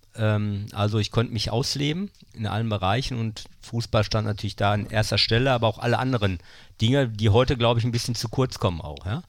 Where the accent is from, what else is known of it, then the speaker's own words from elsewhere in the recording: Bochum, North Rhine-Westphalia, Germany; moved away as an adult; also born or lived in Münster / Krefeld / Berlin; in dem Stadtteil, wo ich aufgewachsen bin, Oberdahlhausen